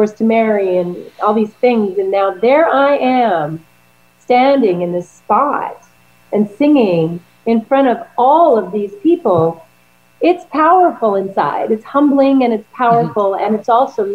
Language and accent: English; Winnipeg, Manitoba, Canada; I introduced my hometown to the Queen of England.